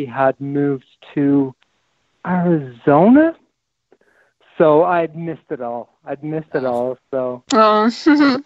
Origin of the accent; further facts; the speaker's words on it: Ireland; moved away as an adult; also born or lived in France / Australia; I'm Irish